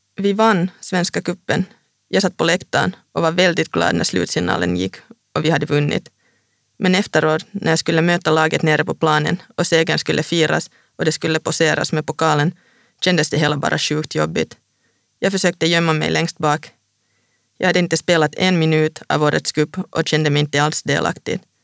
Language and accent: Swedish; Vantaa, Uusimaa, Finland; moved away as an adult; also born or lived in Stockholm, Sweden / Linköping, Sweden / Hässleholm, Sweden; now in Paris, France; Jag är själv från Vanda